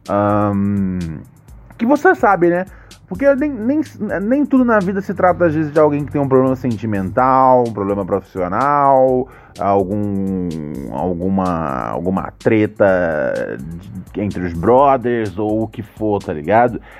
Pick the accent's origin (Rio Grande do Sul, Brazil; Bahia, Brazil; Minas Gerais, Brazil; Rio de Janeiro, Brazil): Rio de Janeiro, Brazil; sou daqui do bairro do Caxambi, Meyer, no Rio.